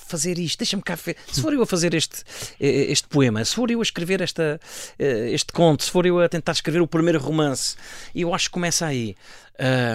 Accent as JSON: {"language": "Portuguese", "town": "Safara", "region": "Alentejo", "country": "Portugal", "tie": "born or raised there", "moved": "yes", "said": "aquilo já não é a aldeia com vida uh, uh, onde eu nasci e cresci"}